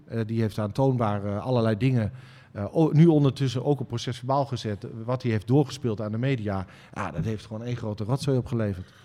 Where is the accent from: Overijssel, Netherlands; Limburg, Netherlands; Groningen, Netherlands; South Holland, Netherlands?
Overijssel, Netherlands; Twente; ik ben een Twentse, uh, jongen